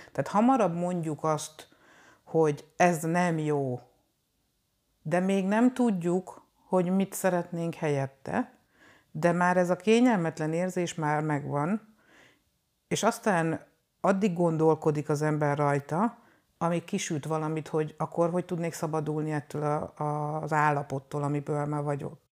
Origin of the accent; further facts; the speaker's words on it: Hungary; moved away as an adult; also born or lived in Nyíregyháza / Debrecen; now in Budapest, Hungary; 2000-ben kerültem Budapestre, előtte, hogy a Nyíregyházán, Debrecenben jártam iskolába, mert hogy én vidéki lány vagyok